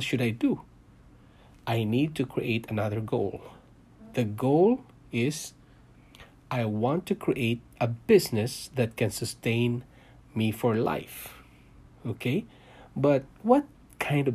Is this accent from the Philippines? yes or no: yes; Philippines; moved away as an adult; also born or lived in Singapore; now in Canada; I came from Philippines, guys. I was born there.